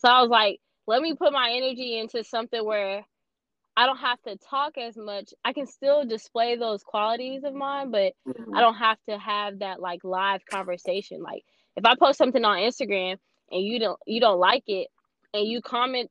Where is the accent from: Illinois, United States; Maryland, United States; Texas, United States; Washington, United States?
Texas, United States; Houston; I'm from Houston